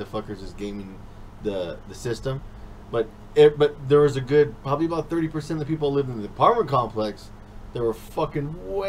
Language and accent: English; Lincoln, California, United States; When growing up in Lincoln, when it was different, there's a lot of white and Mexican people.